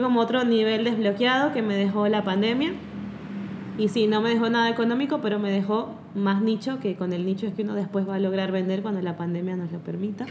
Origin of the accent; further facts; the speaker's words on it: Mérida, Venezuela; moved away; yo soy de Mérida